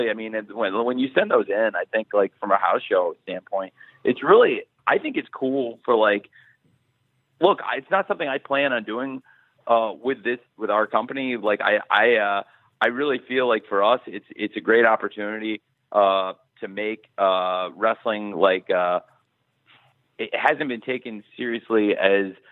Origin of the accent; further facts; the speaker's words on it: Champaign, Illinois, United States; Uh, Champaign, Illinois.